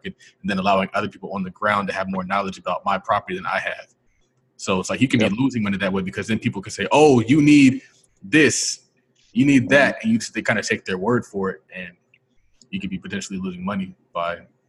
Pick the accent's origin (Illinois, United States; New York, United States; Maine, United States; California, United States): California, United States; I'm from California. I live in California.